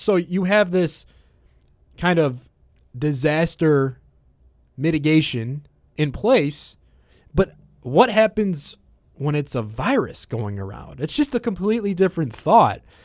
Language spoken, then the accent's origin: English; Chicago, Illinois, United States; as a Chicagoan growing up, one of the biggest gatherings we have in the summer is Lollapalooza